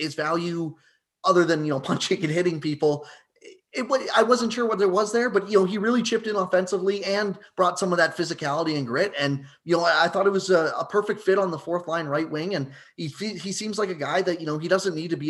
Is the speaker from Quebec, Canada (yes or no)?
no; Kitchener, Ontario, Canada; I'm from Kitchener-Waterloo here